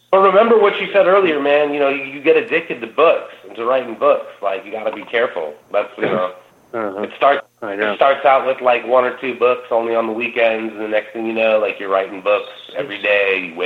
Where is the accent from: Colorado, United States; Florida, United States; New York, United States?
New York, United States; New York City; born there; also born or lived in Ohio / Texas / Albuquerque, New Mexico; now in San Francisco Bay Area, United States; No, man, I'm a transplant. I was um I was born in New York at the uh, now no longer existent St. Vincent's in Manhattan. Um, my pops was in the Air Force, so got bounced around Ohio, Texas briefly